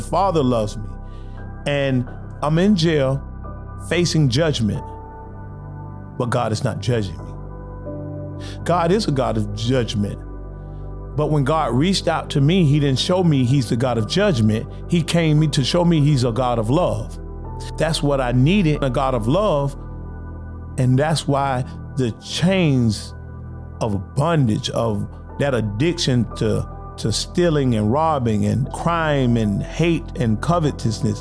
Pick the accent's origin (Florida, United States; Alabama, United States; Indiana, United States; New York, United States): Florida, United States; Lake Alfred; also born or lived in Eustis, Florida / Winter Haven, Florida; my hometown of Lake Alfred